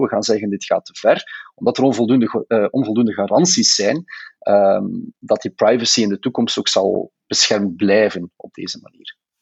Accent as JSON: {"language": "Dutch", "country": "Belgium", "said": "als Belgen"}